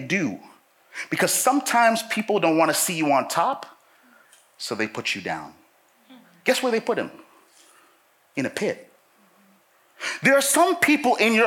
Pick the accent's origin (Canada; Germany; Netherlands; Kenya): Canada; Toronto, Ontario; I grew up in Toronto.